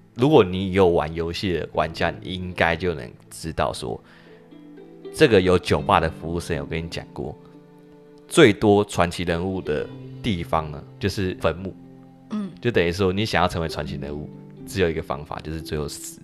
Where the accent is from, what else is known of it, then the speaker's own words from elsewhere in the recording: Taiwan; accent: Taiwanese English; 他们的那个日式英文口音真的是不输给我们台式英文口音